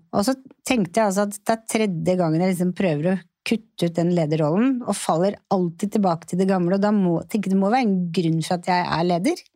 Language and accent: Norwegian; Oslo, Norway; jeg vokste jo opp på Torshov og gikk jo på Lilleborg skole